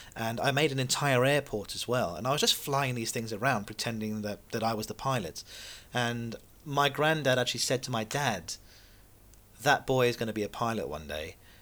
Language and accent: English; Seychelles; moved away; I was born in the Seychelles